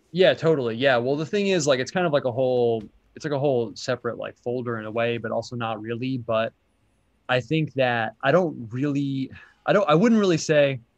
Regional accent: United States; I'm American

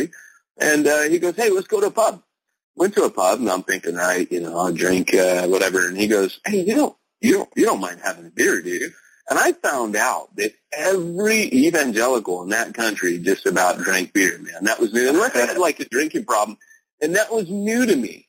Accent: United States; I'm an American

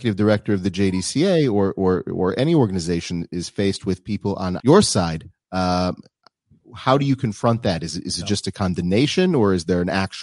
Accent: Minneapolis, Minnesota, United States; now in Israel; I'm from Minneapolis originally. My parents live in Minneapolis.

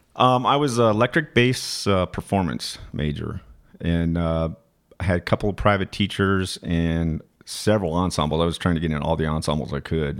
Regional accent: Flagstaff, Arizona, United States; moved away; also born or lived in West Virginia / Washington, D.C. / Boulder, Colorado / Boston; I grew up in Flagstaff

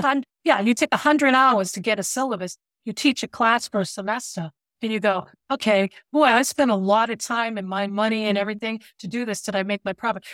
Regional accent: United States; I'm an American

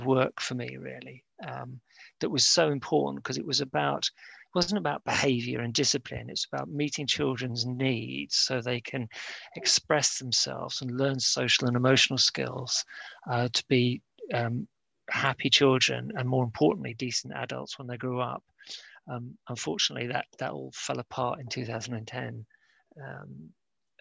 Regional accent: Cyprus; I was born in Cyprus

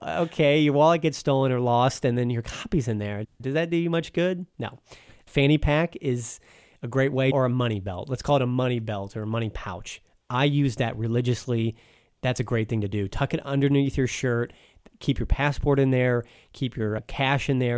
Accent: United States; I'm an American guy. I grew up here on the imperial system

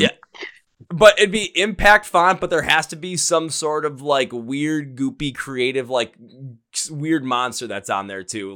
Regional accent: Milwaukee, Wisconsin, United States; I'm from Milwaukee, Wisconsin, about maybe an hour and a half north of Chicago

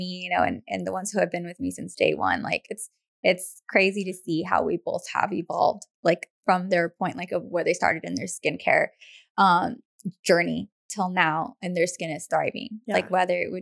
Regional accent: Hacienda Heights, California, United States; moved away; I grew up in Hacienda Heights

